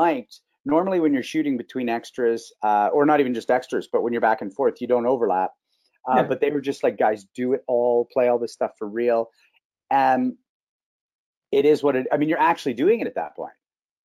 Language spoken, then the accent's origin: English; Canada; being a Canadian star